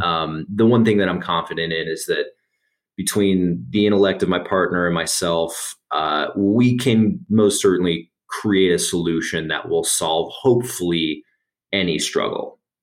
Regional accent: Las Vegas, Nevada, United States; now in Denver, United States; I'm originally from Las Vegas, Nevada, but I've been in Denver uh, in excess of ten years at this point

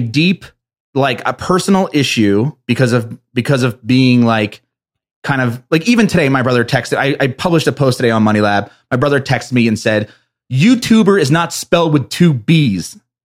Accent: East Coast, New Jersey, United States; I'm from the East Coast

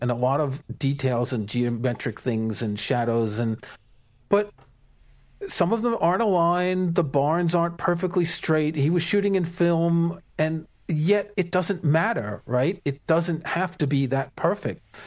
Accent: New York, United States; when I was growing up in New York, I knew a bunch of actors

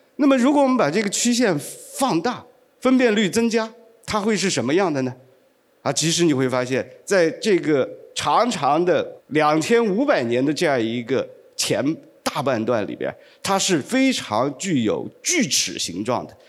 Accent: China; 我们中国人最爱讲的好日子，那就是贞观之治，那就是开元盛世

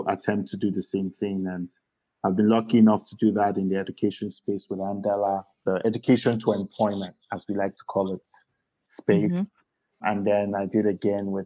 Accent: Lagos, Nigeria; also born or lived in Kwara; I was born here in Lagos, not very far from where I'm seated right now in Yaba

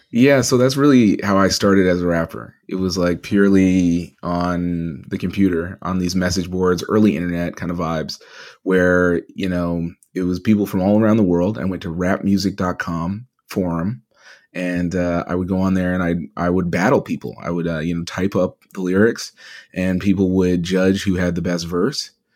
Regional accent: Edmonton, Alberta, Canada; moved away; growing up in Edmonton, which was primarily white at the time

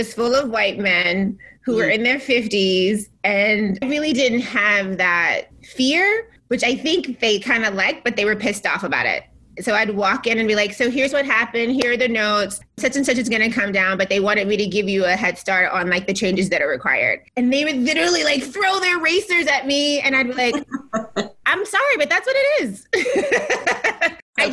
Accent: the South, United States; moved away as an adult; also born or lived in Boston; I was raised in the South by this amazing parents who only had me

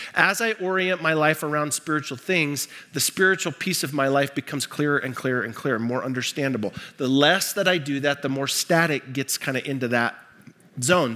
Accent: Libby, Montana, United States; I grew up in Montana. Um, in fact, I grew up in Libby, Montana, uh, the asbestos capital of the world.

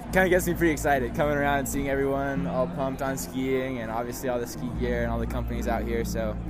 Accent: Hood River, Oregon, United States; now in Utah, United States; I'm from Hood River, Oregon.

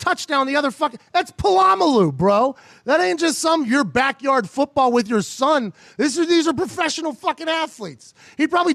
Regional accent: Pittsburgh, Pennsylvania, United States; I grew up in Pittsburgh

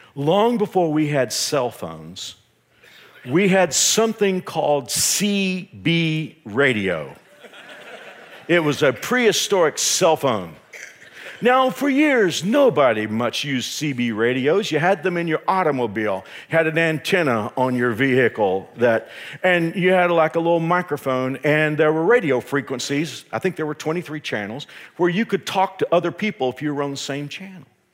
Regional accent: Texas, United States; I'm from Texas

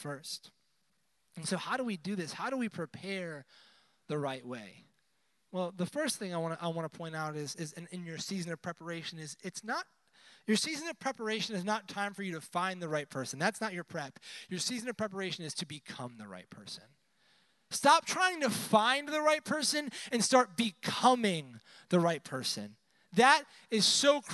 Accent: Buffalo, New York, United States; moved away; I'm originally from the Northeast, so wintertime, you didn't go outside ever. I'm from Buffalo

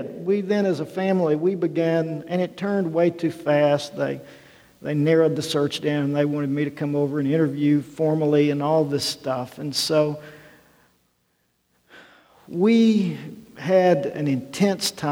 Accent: Arkansas, United States; moved away; a guy growing up in Arkansas

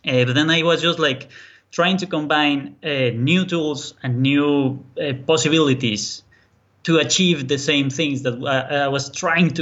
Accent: Colombia; English is a second language; now in Berlin, Germany; I'm actually from Colombia, South America. That's why the accent. But I'm now living in Berlin, Germany.

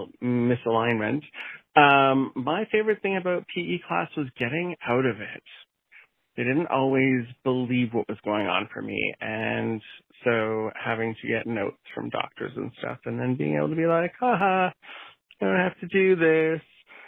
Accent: Kamloops, British Columbia, Canada; I grew up in Kamloops, BC in Canada.

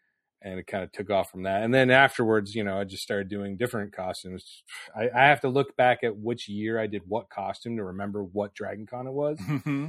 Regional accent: United States; also born or lived in New Jersey; I grew up outside New York City

